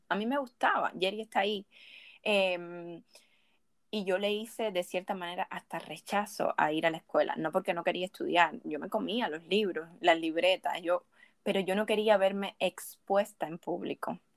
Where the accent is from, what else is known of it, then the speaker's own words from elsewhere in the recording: Cuba; also born or lived in Havana, Cuba; Cuando yo estaba en mi pueblo, yo me sentía tan incómoda